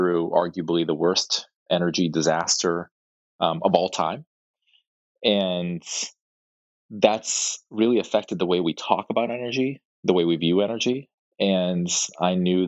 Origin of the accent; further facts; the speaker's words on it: Saint Petersburg, Russia; I was born in St. Petersburg in the Soviet Union